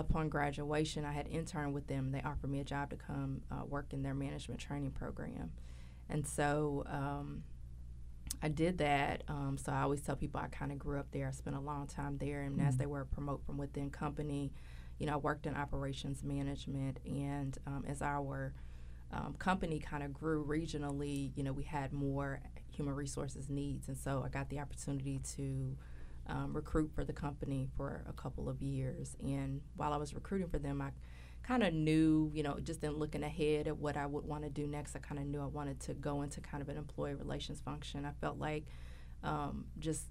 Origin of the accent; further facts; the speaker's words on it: Louisville, Kentucky, United States; I'm from Louisville, Kentucky. I'm a native of Louisville